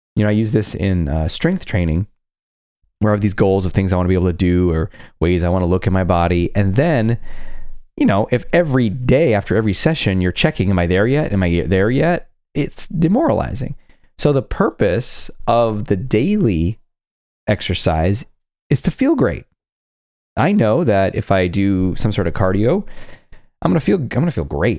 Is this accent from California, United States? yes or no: yes; California, United States; I grew up in California